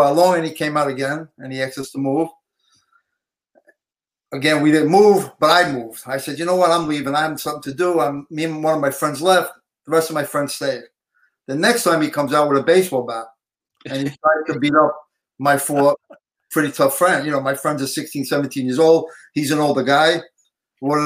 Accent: New York City, New York, United States; from Canarsie, Brooklyn.

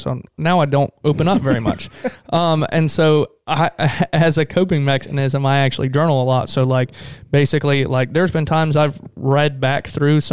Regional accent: Florida, United States; we're Florida boys

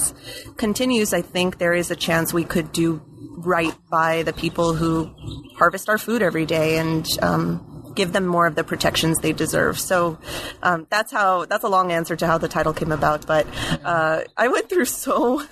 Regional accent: Alice, Texas, United States; moved away as an adult; also born or lived in New Haven, Connecticut / Santa Barbara, California; I grew up in South Texas, a little town called Alice, which is sort of near the Corpus Christi area, and didn't really leave Texas for all of my childhood

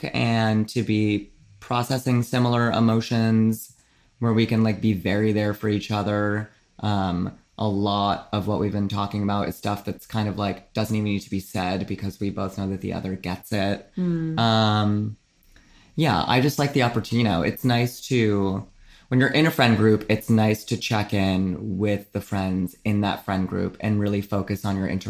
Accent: New England, United States; New England, and you know, I'm born and bred

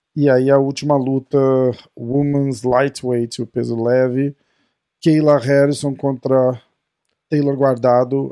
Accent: Brazil; a gente é brasileiro

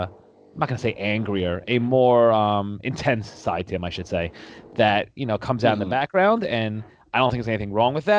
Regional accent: New York, United States; I grew up in New York. I'm from New York

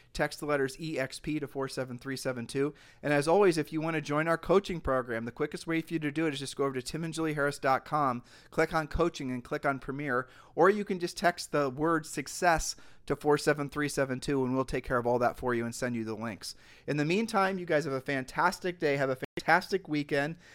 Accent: Ohio, United States; we're from Ohio

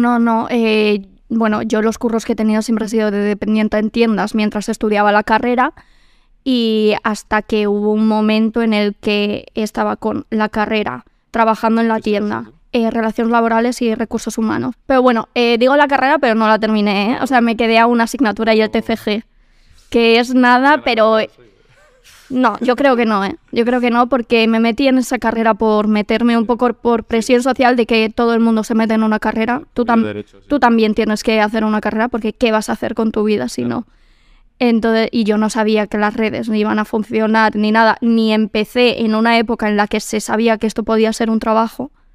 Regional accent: Quintana, Community of Madrid, Spain; Soy de Quintana, de barrio, de tal.

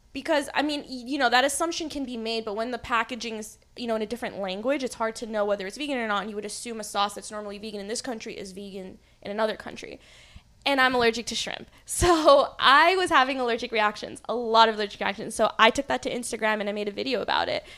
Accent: New Jersey, United States; I grew up in Jersey

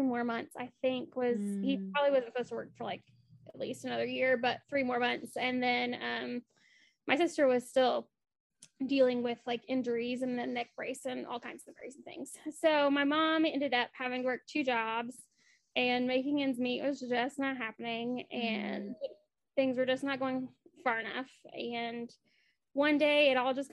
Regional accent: Appalachia, United States; I grew up in Appalachia, specifically

